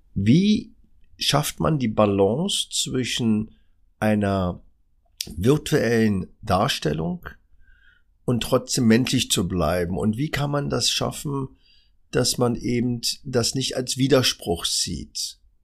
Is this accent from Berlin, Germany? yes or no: yes; Berlin, Germany; Ich bin in der Charité geboren